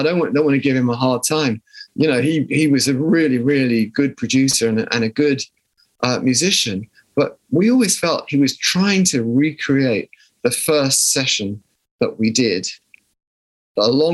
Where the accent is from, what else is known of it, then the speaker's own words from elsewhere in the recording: South of England, United Kingdom; accent: posh; we came from the South